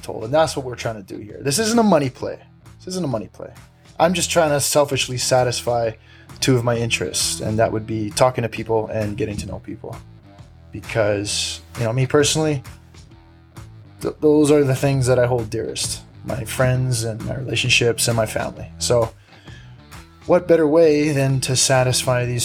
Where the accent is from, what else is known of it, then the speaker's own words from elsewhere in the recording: Big Island, Hawaii, United States; Born and raised in the Big Island